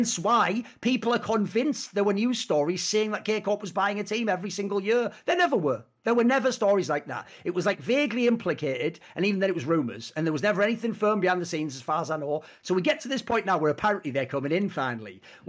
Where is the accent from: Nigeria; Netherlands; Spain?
Spain; because I'm from Spain and they're from Spain